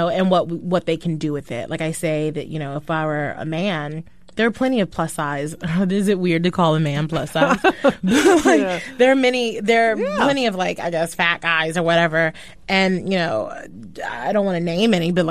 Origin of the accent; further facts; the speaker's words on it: New York, United States; also born or lived in Brooklyn; I'm from Brooklyn originally and I grew up in Harlem